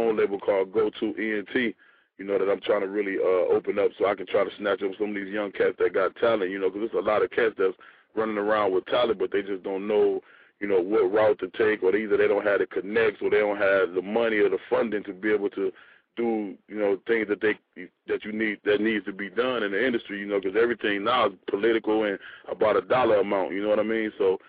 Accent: Chicago, Illinois, United States; you know, I'm from Chicago, but they just never heard nobody in the Midwest that like sound like me.

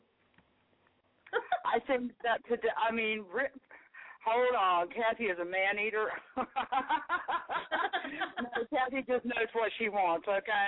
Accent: the South, Southern United States, United States; accent: Southern; as a Southern girl, in my Southern accent

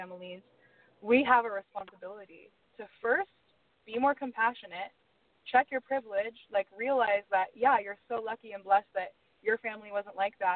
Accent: United States; I am an American

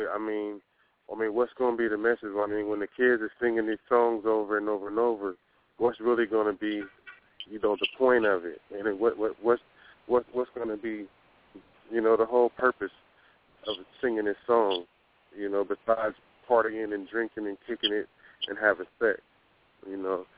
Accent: Sacramento, California, United States; I'm from South Sacramento. You know, I grew up in the South area, all around Meadowview, Florence

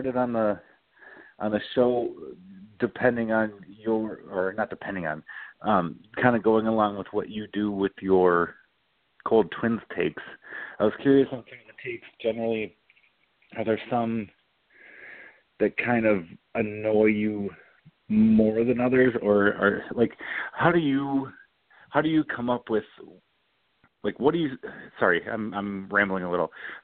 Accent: Minnesota, United States; moved away as an adult; also born or lived in Massachusetts; I was from Minnesota originally

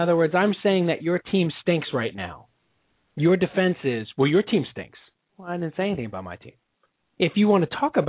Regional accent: New York, United States; I'm from New York

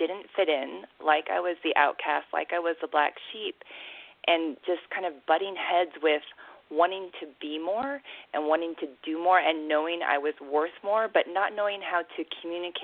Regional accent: Pacific Northwest, United States; born or raised there; moved away as an adult; also born or lived in Korea / Africa / Latin America / Asia

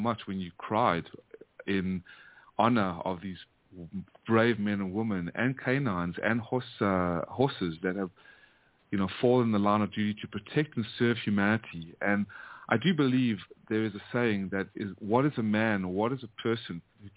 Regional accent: South Africa; also born or lived in United States; now in Vietnam; born and raised in South Africa after my family fled the Nazis and the Holocaust from Hungary and Ukraine, fled to South Africa, and then that's where I was born, and then raised in America for 25 years

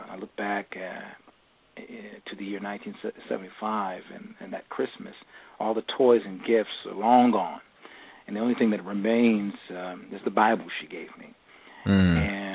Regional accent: Los Angeles, California, United States; growing up in the Crenshaw District of Los Angeles

